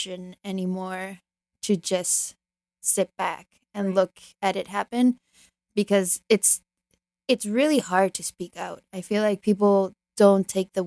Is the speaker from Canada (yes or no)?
yes; Canada; also born or lived in Chile; I was born in Canada because of Pinochet